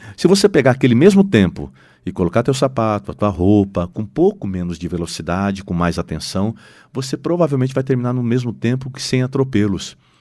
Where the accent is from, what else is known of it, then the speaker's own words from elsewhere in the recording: Londrina, Paraná, Brazil; nós somos londrinenses, nós somos brasileiros